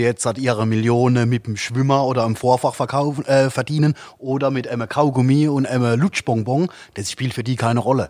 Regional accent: Italy; now in Germany; bei uns in Italien

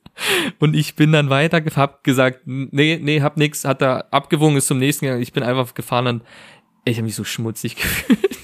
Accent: Germany; als Deutscher

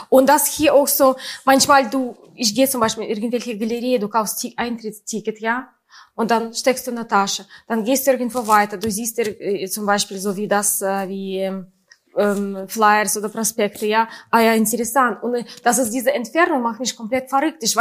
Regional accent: Saint Petersburg, Russia; German is a second language; moved away; das ist so äh, meistens hier diese Sachen von St. Petersburg, von meiner Heimatstadt.

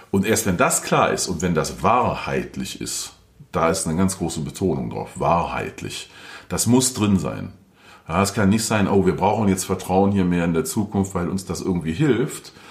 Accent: North Rhine-Westphalia, Germany; Ich komme aus dem Rheinland, Nähe Köln. Karneval ist ein großer Spaß für viele da.

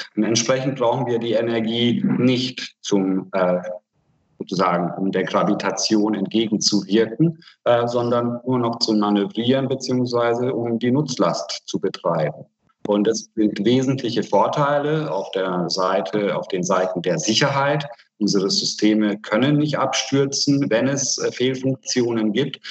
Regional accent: Hungary; now in Germany; ich komme aus Ungarn

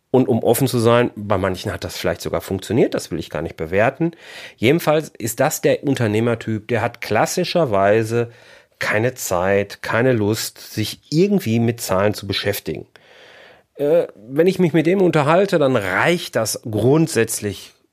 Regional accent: Bochum, North Rhine-Westphalia, Germany; born there; now in Haltern am See, Germany; Da wohnen wir jetzt seit 2002 und fühlen uns hier super wohl. Ähm, gebürtig komme ich aus Bochum.

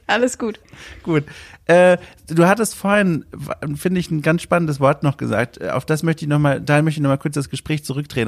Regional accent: Southern Germany, Germany; ich bin in Süddeutschland aufgewachsen

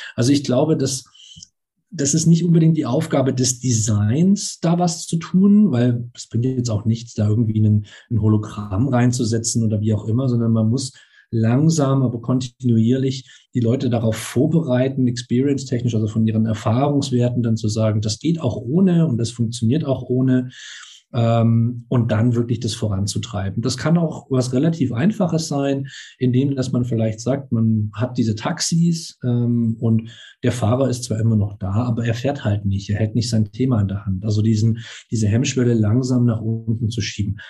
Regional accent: Baden-Württemberg, Germany; ich bin ja selber auch auf dem Land aufgewachsen, jetzt war Baden-Württemberg

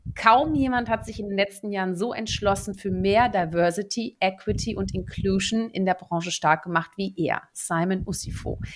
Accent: Netherlands; moved away; Ich bin ja auch gebürtige Niederländerin

